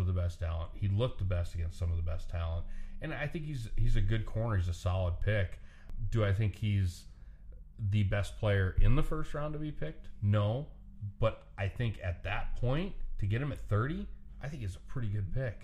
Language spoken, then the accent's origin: English; Nebraska, United States; I'm from Nebraska.